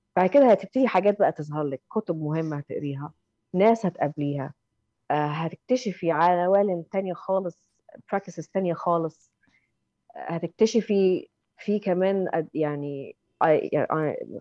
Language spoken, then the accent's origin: Arabic; Egypt; now in London, United Kingdom; احنا كمصريين